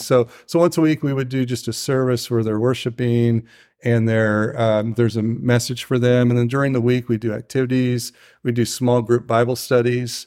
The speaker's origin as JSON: {"language": "English", "town": "Tujunga", "region": "California", "country": "United States", "said": "I'm from Tahunga, and it's in the San Fernando Valley"}